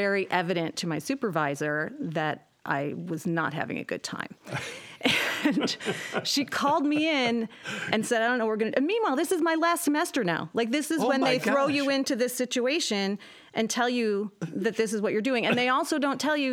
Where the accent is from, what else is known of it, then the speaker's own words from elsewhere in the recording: Depew, New York, United States; moved away as an adult; also born or lived in Cheektowaga, New York; I went to Depew High School